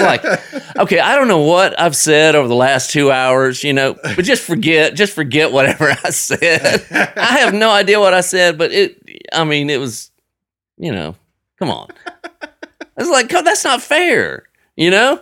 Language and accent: English; Frisco City, Alabama, United States; now in Nashville, United States; I grew up in Frisco City, a little town of about twelve hundred people